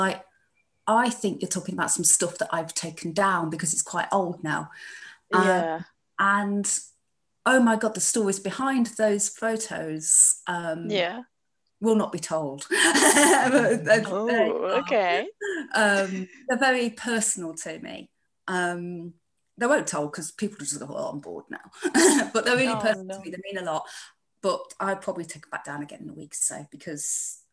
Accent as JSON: {"language": "English", "town": "Chesterfield", "region": "East Midlands", "country": "United Kingdom", "moved": "yes", "lives_now": "Leicester, United Kingdom", "said": "I come from Chesterfield, near Derbyshire."}